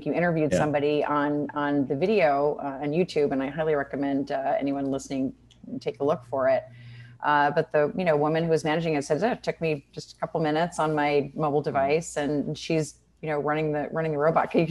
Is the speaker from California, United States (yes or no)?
yes; California, United States; now in Austin, United States; you can tell that they know I'm from California.